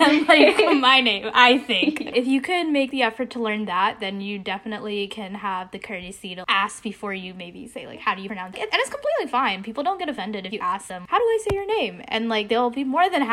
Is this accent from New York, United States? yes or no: yes; New York, United States; first language Bengali; I'm from New York. My parents are from Maldish, so like I'm also Bengali